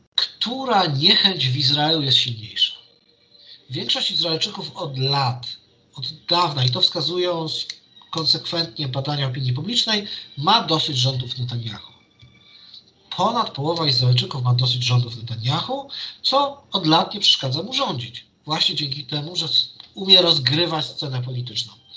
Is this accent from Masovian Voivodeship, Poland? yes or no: yes; Warsaw, Masovian Voivodeship, Poland; ja jestem z Warszawy